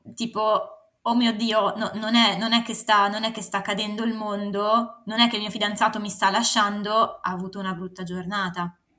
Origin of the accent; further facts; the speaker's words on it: Varese, Lombardy, Italy; moved away as an adult; now in Milan, Italy; sono cresciuta a Varese